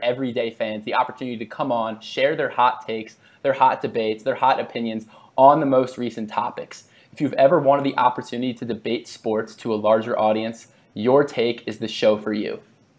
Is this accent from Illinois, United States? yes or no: no; Philadelphia, Pennsylvania, United States; moved away; also born or lived in Bloomington, Indiana; I'm originally from Philadelphia, so I'm a diehard Sixers fan.